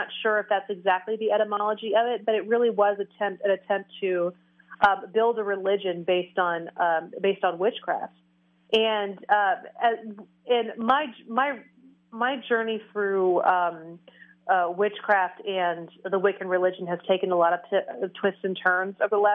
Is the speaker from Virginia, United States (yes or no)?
no; Oregon, United States; also born or lived in Tennessee; we moved from Tennessee to Oregon when I was 6 years old